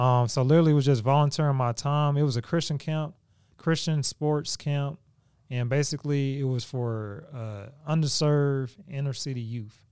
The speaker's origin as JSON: {"language": "English", "town": "Oklahoma City", "region": "Oklahoma", "country": "United States", "tie": "born or raised there", "said": "We, we stayed in the same area. We grew up in Oklahoma."}